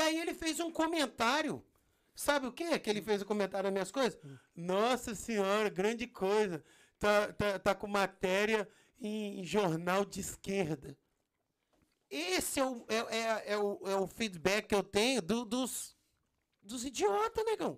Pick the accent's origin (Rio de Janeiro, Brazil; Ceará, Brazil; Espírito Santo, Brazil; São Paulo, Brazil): Espírito Santo, Brazil; moved away as an adult; also born or lived in Brasília, Brazil; now in United States; eu nasci no, no, em Brasília, mas fui criado no Espírito Santo